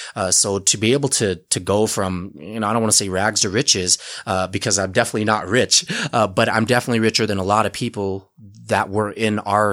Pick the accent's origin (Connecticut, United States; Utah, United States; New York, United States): Utah, United States; I'm a Utah guy, born and raised. I was born in Utah in 1980. My family's refugees from Cambodia.